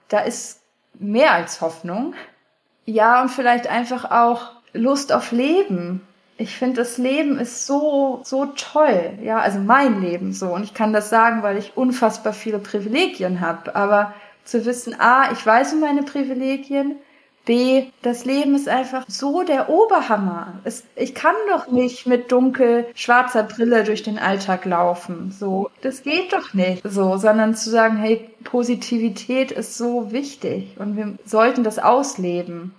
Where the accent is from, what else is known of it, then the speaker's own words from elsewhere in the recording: Hanover, Lower Saxony, Germany; also born or lived in Texas, United States; now in Berlin, Germany; ich komme aus Hannover, aus der Landeskirche, so christlicher Kindergarten, konfirmiert, so das volle Programm